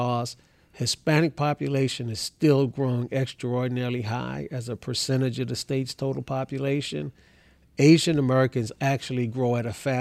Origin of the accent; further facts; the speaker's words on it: Kingston, Jamaica; now in Texas, United States; I'm a naturalized citizen. I was born in Kingston, Jamaica